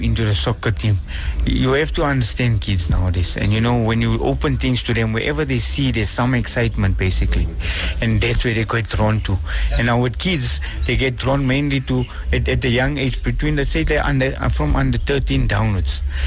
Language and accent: English; Benoni, Gauteng, South Africa; I'm from Actonville, but I stay outside of Actonville now